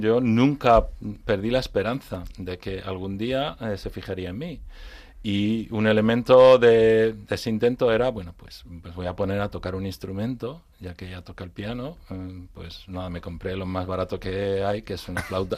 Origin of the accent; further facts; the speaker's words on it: Madrid, Community of Madrid, Spain; also born or lived in Frankfurt, Germany; now in Madrid, Spain; yo soy madrileño, pero de raíces gallegas